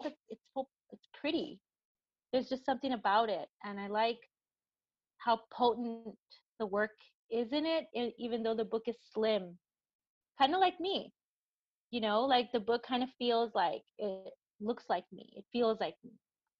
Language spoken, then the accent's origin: English; El Paso, Texas, United States; I'm from El Paso